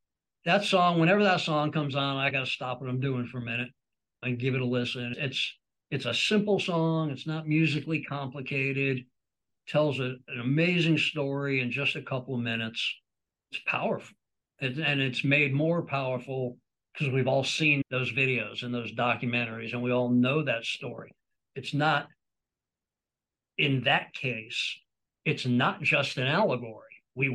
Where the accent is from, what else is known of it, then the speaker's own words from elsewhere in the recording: New York, United States; Into the Fire has always had a special meaning for me growing up in New York.